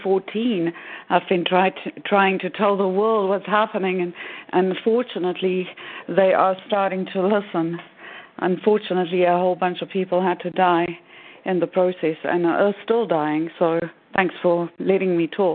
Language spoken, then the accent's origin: English; Texas, United States; I am … from Texas.